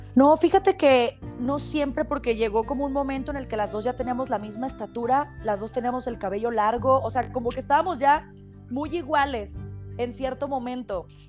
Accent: Guadalajara, Jalisco, Mexico; Nací en Guadalajara, Jalisco, en el hospital, no me acuerdo cuál fue, pero aquí, en, Guadalajara, en Guadalajara

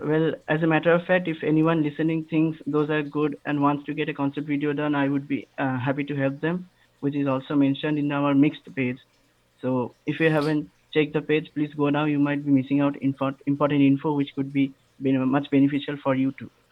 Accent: Kolkata, West Bengal, India; I'm from Calcutta, India. It's nowadays called Kolkata

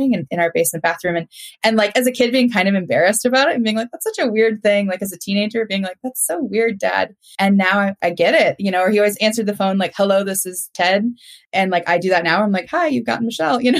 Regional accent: Minnesota, United States; now in North Carolina, United States; you can't tell by the accent. I'm a Minnesotan. So I don't say y'all

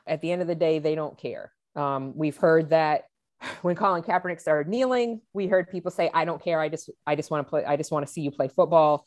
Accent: New England, United States; I was born and raised in New England.

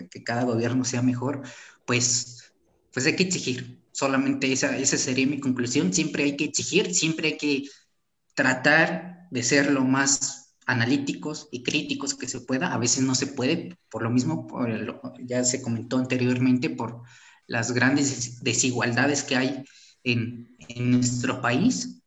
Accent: Mexico; somos, somos mexicanos, ¿no? O sea, eso, somos, pertenecemos al mismo país

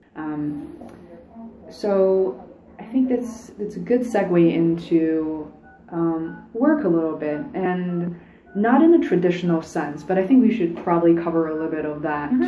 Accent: Beijing, China; now in United States; I didn't grow up here. I grew up in Beijing.

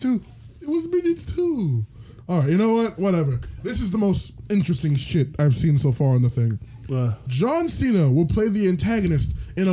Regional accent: Canada; We're Canadian.

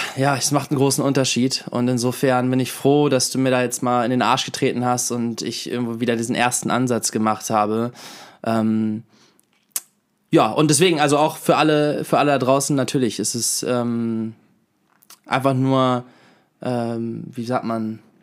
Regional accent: Hanover, Lower Saxony, Germany; bei uns in Hannover, in Badenstedt

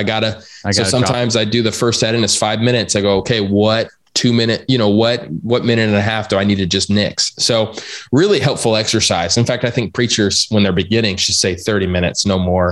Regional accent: Arizona, United States; I'm from Arizona. So like, I don't even know what a frozen lake is

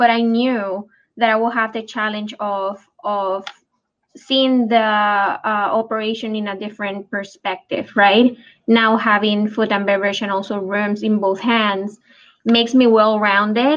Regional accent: Puerto Rico; moved away as an adult; also born or lived in California; When I moved from Puerto Rico, that is when I'm actually was raised, to California

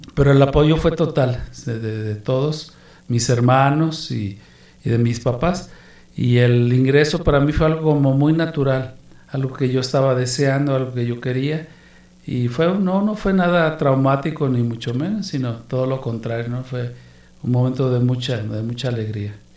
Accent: Guadalajara, Jalisco, Mexico; moved away as an adult; also born or lived in Amazon / Mexico City; yo nací en Guadalajara, Jalisco, de madre guanajuatense, mi papá era jalisciense

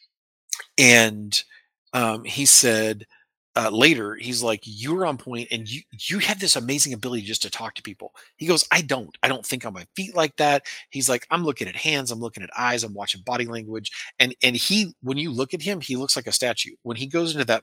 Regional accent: American Midwest, United States; I come from the American Midwest and like little old ladies in their cars carry guns where I'm from

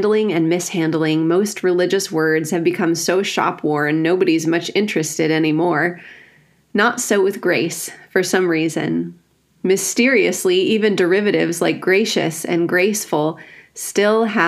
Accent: rural Wisconsin, United States; I grew up in the Evangelical Free Church in rural Wisconsin

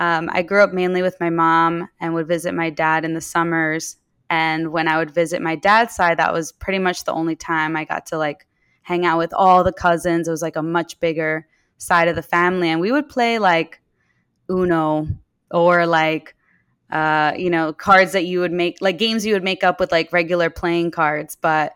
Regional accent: Colombia; also born or lived in Dominican Republic; Every time people hear that I'm Colombian, Dominican, they make so many assumptions about me, and I'm like the furthest thing from like the stereotypical Colombian or Domini

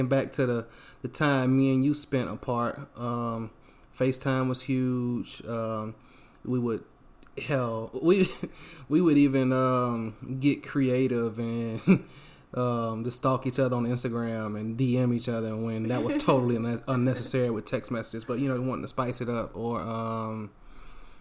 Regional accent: the South, United States; moved away; I grew up in the South

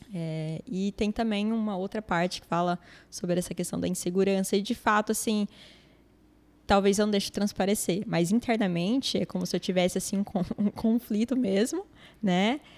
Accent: Brazil; minha família é árabe, cresci aqui no Brasil

